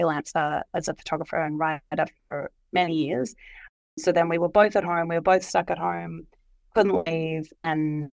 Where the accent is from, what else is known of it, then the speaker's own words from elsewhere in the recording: Melbourne, Victoria, Australia; also born or lived in Manly, Sydney; now in Sydney, Australia; I'm originally from Melbourne, but I now live in Manly in Sydney